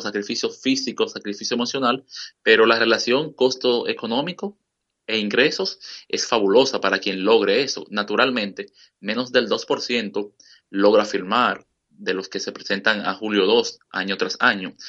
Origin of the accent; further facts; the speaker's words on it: Dominican Republic; now in Washington, United States; en mi país, República Dominicana